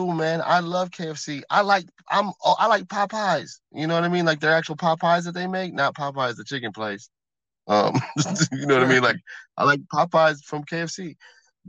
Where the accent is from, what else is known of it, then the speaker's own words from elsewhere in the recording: Midwest, United States; also born or lived in Florida; I'm from the Midwest